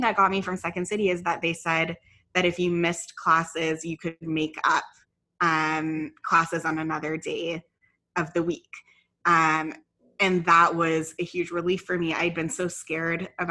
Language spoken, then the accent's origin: English; Ottawa, Ontario, Canada; moved away as an adult; also born or lived in London, England / Vancouver; now in Toronto, Canada; I grew up in Ottawa, except for a few years that I lived in London, England.